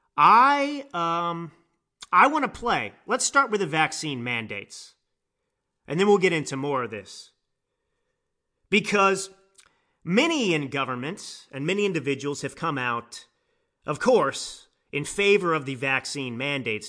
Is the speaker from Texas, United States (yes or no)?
yes; Dallas, Texas, United States; I grew up in Dallas, Texas.